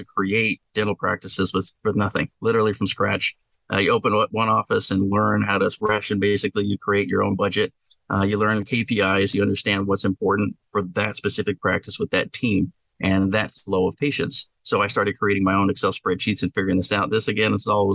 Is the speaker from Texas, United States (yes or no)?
yes; Texas, United States; I'm from Texas, you know, after all. So that's what we do. We got some hardcore work ethic down here